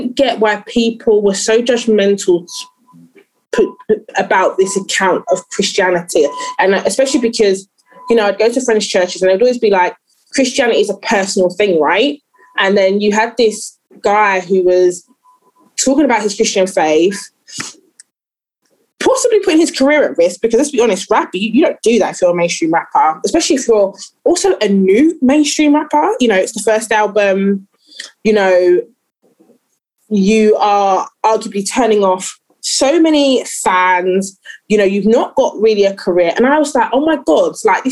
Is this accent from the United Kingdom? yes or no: yes; London, United Kingdom; I grew up in East London